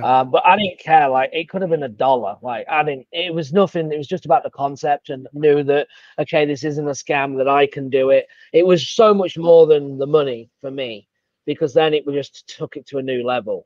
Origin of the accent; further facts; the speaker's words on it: England, United Kingdom; accent: English; now in Savannah, United States; I've got an English accent